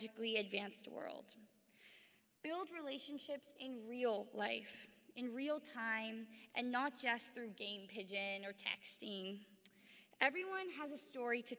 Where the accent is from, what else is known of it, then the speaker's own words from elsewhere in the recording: San Francisco, California, United States; Growing up in San Francisco, a place where people come from vastly different places